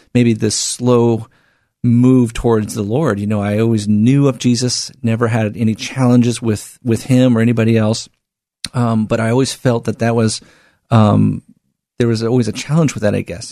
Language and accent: English; Portland, Oregon, United States; born and raised here in the Northwest in Portland